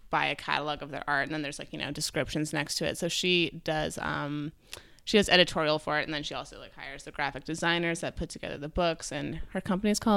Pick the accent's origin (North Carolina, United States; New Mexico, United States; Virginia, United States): New Mexico, United States; also born or lived in New York City; Okay, so I was born in New York City, and then when I was two years old, my dad got a job as the executive director of the Georgia O'Keeffe Museum in New Mexico.